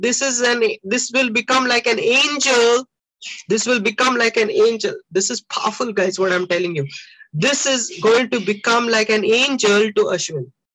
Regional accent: India; I'm an Indian.

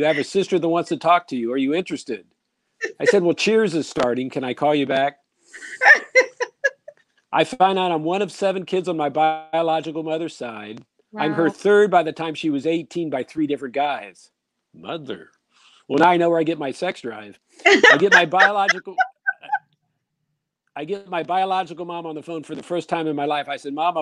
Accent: Columbus, Ohio, United States; I'm from Columbus, Ohio

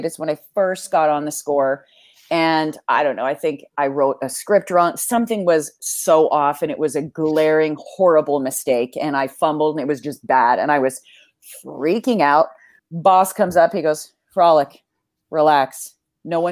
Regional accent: Vancouver, British Columbia, Canada; also born or lived in Toronto / Barrie; I'm from Vancouver

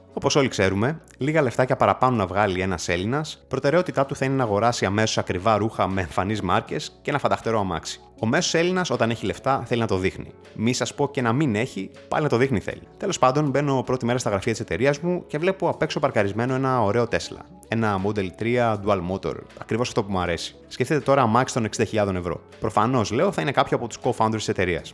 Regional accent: Greece; moved away; also born or lived in Berlin, Germany; στην πατρίδα μου

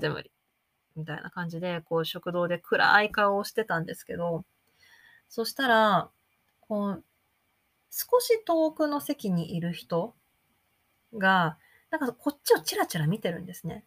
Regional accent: Japan; first language Japanese; moved away as an adult; also born or lived in United States; 自分の母語、日本語

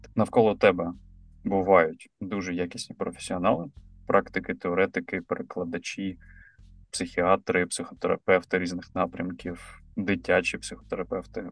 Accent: Mykolaiv, Mykolaiv Oblast, Ukraine; я з Миколаєва

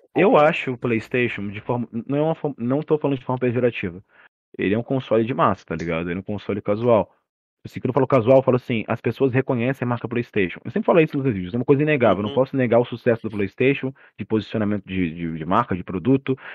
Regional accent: Cuiabá, Mato Grosso, Brazil; Eu sou brasileiro, né, de Cuiabá

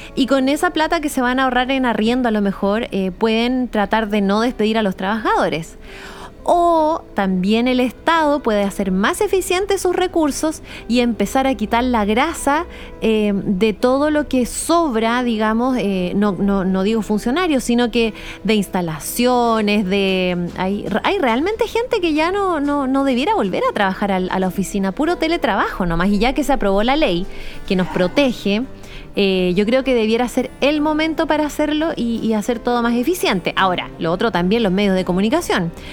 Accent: Santiago, Santiago Metropolitan Region, Chile; now in Punta Arenas, Chile; soy santiaguina, pero vivo en Punta Arenas

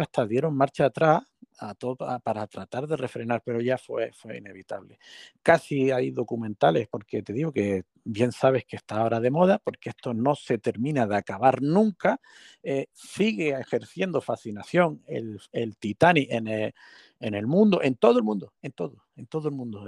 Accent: Canary Islands, Spain; como nosotros que somos canarios e isleños

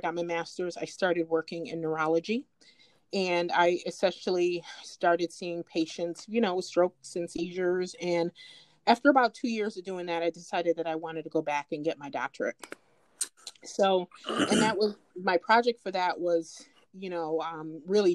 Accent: Rochester, New York, United States; also born or lived in Jamaica; I grew up in Rochester

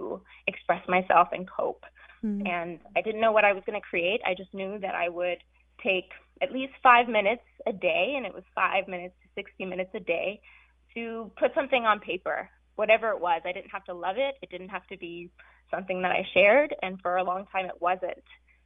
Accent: California, United States; also born or lived in South Africa; I immigrated to California from South Africa with my very radical parents and younger brother

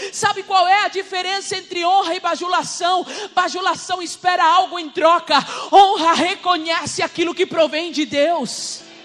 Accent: Rivera, Uruguay; moved away; eu sou uruguaia, tá? Sou de Rivera

